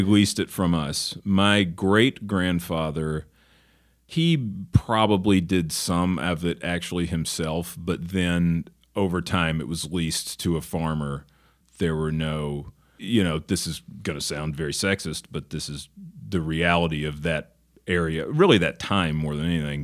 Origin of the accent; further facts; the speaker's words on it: Northeast Arkansas, United States; also born or lived in Memphis, Tennessee; now in Los Angeles, United States; I grew up in Northeast Arkansas. I was born in Memphis